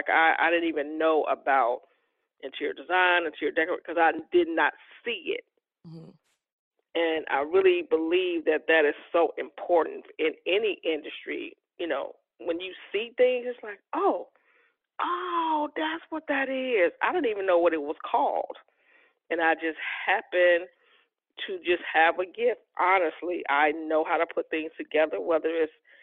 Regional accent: Chicago, Illinois, United States; I am from Chicago, Illinois

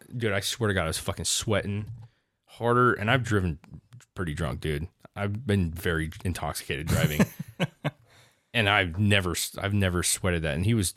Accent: Washington, United States; oh, well, I'm from Washington, you know

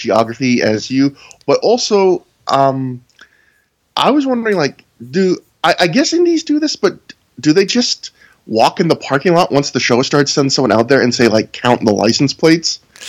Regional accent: South Mifflin, Pennsylvania, United States; I'm from South Mifflin, yeah.

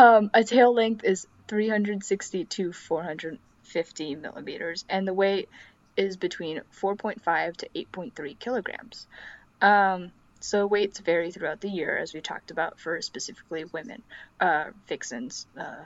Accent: Illinois, United States; I'm from the Midwest, guys. If you know that. So, Illinoisian. Illinoisian?

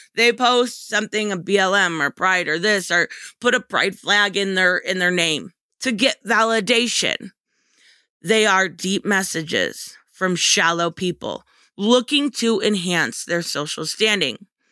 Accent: United States; I love being American

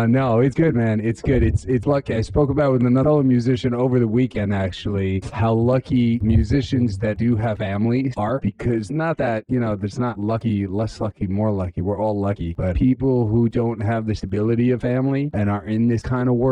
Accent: Jerusalem, Jerusalem District, Israel; also born or lived in New York; came from a really religious family growing up in Jerusalem

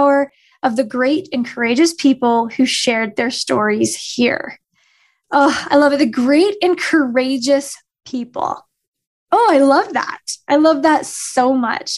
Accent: Utah, United States; accent: Utah; my Utah accent

